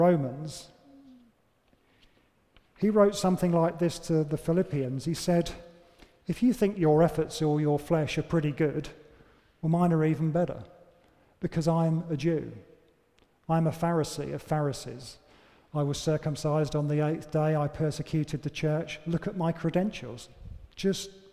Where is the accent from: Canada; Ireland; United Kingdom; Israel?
United Kingdom; we're British